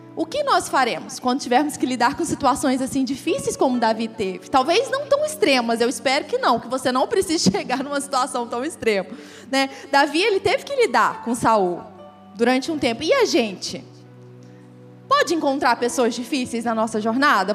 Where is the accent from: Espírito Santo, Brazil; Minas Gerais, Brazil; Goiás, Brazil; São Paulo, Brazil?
Goiás, Brazil; moved away as an adult; also born or lived in Rio de Janeiro; lá no Rio, e aí eu era goiana, então eu era diferente, né? dos cariocas. O sotaque já era diferente.